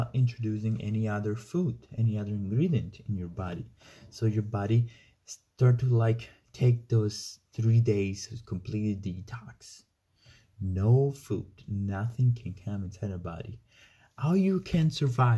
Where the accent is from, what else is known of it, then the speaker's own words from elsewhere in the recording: Italy; moved away; I came from Italy, the country of food